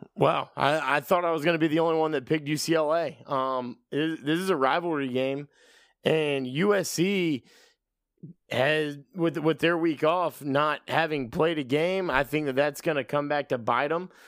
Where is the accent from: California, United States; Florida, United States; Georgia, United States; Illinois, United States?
Georgia, United States; thirty minutes from Georgia Southern, United States; I grew up thirty minutes away from Georgia Southern